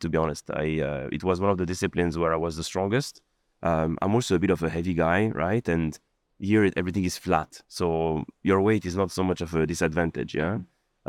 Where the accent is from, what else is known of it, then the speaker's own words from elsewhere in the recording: France; also born or lived in Lebanon; now in Dubai, United Arab Emirates; I was born in Lebanon, and I grew up in, in France